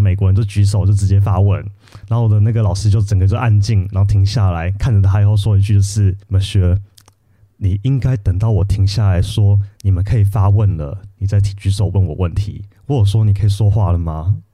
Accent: Taiwan; also born or lived in Paris, France; 我们台湾人广义中文就是欧洲加美国

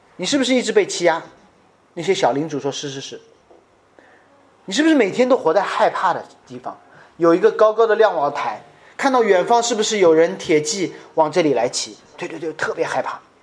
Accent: China; 我在中国家庭教会成长了将近十五二十年

